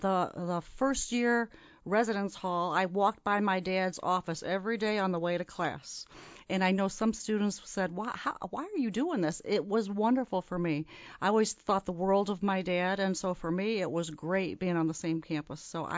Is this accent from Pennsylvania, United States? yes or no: no; Wheaton, Illinois, United States; I grew up in Wheaton, Illinois, which is a Midwestern college town. Wheaton College is in Wheaton, Illinois, and my parents both worked at that college, so I grew up on a college campus.